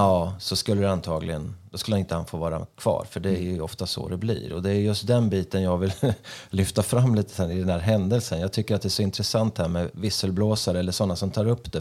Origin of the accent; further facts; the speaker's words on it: Sweden; jag är ju svensk själv.